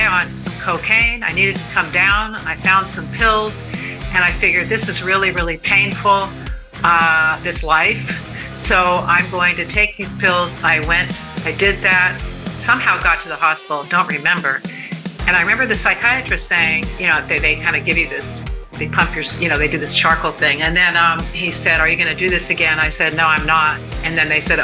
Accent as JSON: {"language": "English", "town": "Dana Point", "region": "California", "country": "United States", "tie": "born or raised there", "also_born_or_lived": "Hollywood, California", "said": "I grew up actually in, I would consider my hometown, Dana Point, California"}